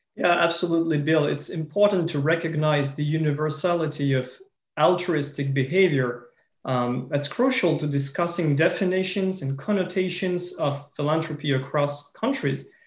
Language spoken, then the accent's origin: English; France; In my home country, in France